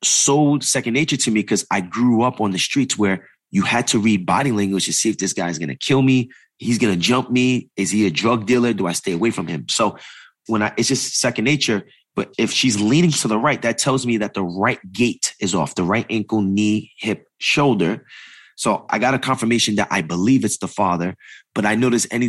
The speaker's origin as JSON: {"language": "English", "region": "East Coast", "country": "United States", "also_born_or_lived": "New York City", "moved": "yes", "said": "I come from the East Coast, right? My first business is in New York"}